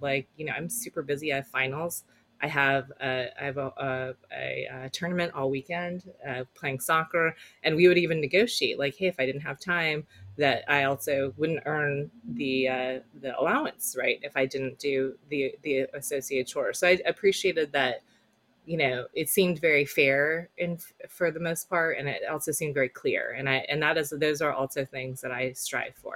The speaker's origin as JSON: {"language": "English", "area": "Silicon Valley", "region": "California", "country": "United States", "tie": "born or raised there", "also_born_or_lived": "South Korea", "said": "I grew up in Silicon Valley"}